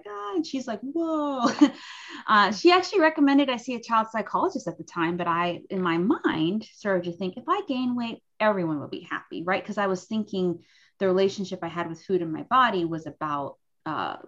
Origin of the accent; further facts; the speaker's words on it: Cayman Islands; I'm from the Cayman Islands